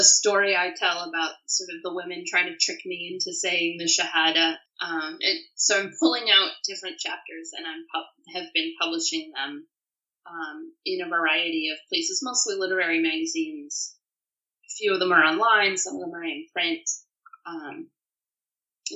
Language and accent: English; Pennsylvania, United States; moved away as an adult; also born or lived in Jordan; where I grew up in Pennsylvania was very conservative